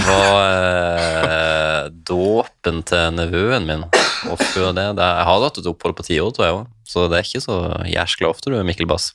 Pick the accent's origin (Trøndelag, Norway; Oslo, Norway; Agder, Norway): Agder, Norway; Lindesnes; accent: sørlandsk; also born or lived in Svalbard / Balsfjord